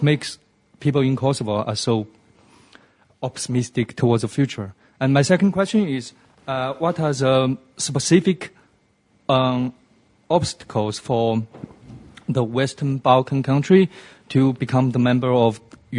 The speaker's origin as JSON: {"language": "English", "country": "China", "said": "I come from China."}